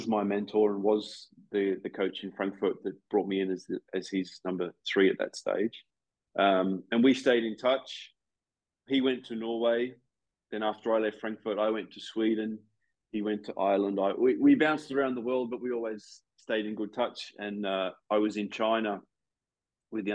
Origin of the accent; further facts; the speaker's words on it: Australia; moved away as an adult; in my home country that I'd left 10, 11 years before